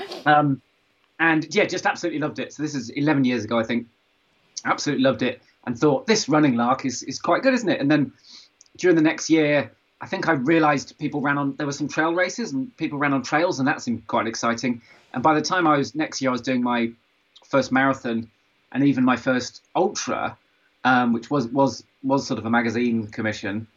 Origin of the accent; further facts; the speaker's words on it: Stroud, South West England, United Kingdom; I grew up in Stroud, where Extinction Rebellion was formed